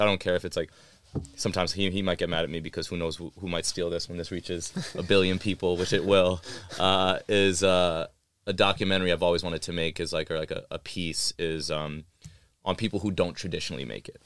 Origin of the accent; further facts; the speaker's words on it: New York, United States; moved away; also born or lived in Austin / North Carolina / Pakistan (ancestry); I was a Pakistani kid growing up in New York, like, during nine eleven